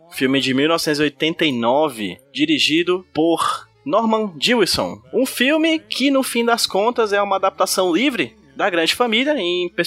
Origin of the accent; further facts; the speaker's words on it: Pacatuba, Ceará, Brazil; é porque eu sou da Pacatuba, então, estrangeiro.